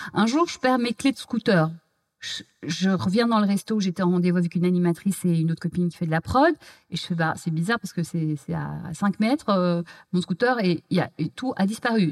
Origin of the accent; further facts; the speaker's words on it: Belgium; moved away as an adult; now in Paris, France; j'ai grandi en Belgique